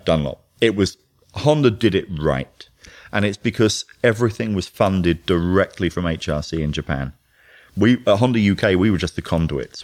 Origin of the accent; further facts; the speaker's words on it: London, United Kingdom; I'm from London.